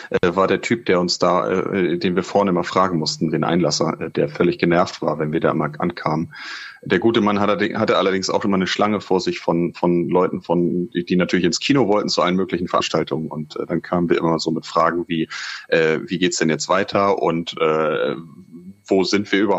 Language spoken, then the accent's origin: German; Hamburg, Germany; Und das so sage ich als Hamburger.